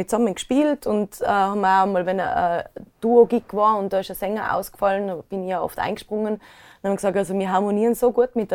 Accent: Inzing, Tyrol, Austria; da war immer Beilerfestel bei uns in Inzing

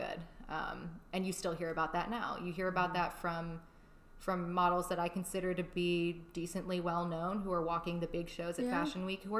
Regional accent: Hong Kong; moved away as an adult; also born or lived in Chicago; now in United States; I spent 16 years in Hong Kong. Mm-hmm. I wasn't, like, born there, but we moved there before I was 2 years old. I spent, basically, my whole life there

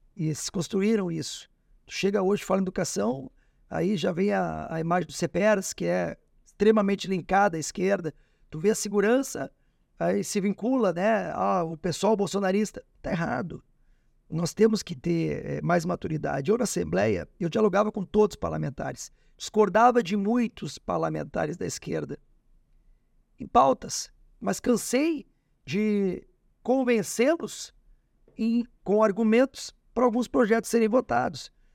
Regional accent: Alegrete, Rio Grande do Sul, Brazil; now in Porto Alegre, Brazil; Eu nasci no Alegrete

